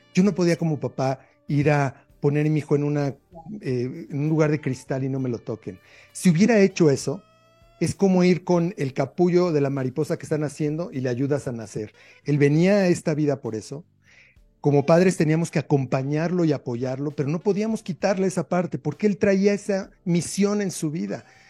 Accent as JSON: {"language": "Spanish", "country": "Mexico", "said": "como mexicano"}